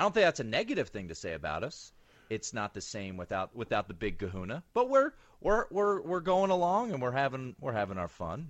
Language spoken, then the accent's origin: English; Montgomery County, Maryland, United States; I grew up in Montgomery County